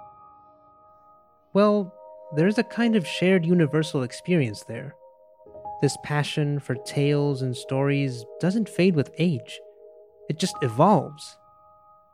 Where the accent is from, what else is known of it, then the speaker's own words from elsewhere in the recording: Mexico; growing up in Mexico, I remember listening to the tale of La Llorona.